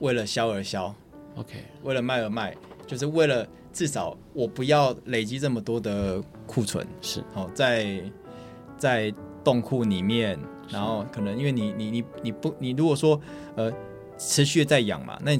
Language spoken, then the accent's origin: Chinese; Keelung, Taiwan; Hello，大家好，我是来自基隆的海尊鲜品老板